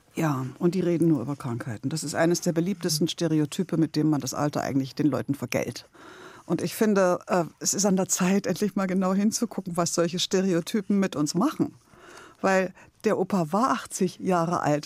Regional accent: Leipzig, Saxony, Germany; now in Berlin, Germany; ich bin in Leipzig geboren und aufgewachsen. Und dann bin ich nach Berlin gegangen

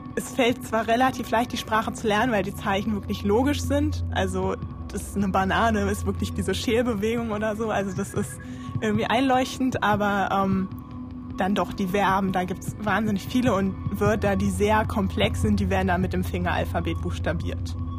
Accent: Berlin, Germany; Ich bin in Berlin geboren, in Tiergarten, bin dann in Moabit aufgewachsen

